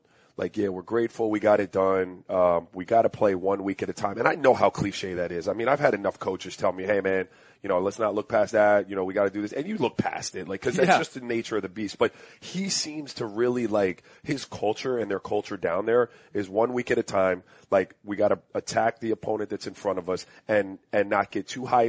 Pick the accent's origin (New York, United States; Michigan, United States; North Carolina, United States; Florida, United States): Florida, United States; Miami; born or raised there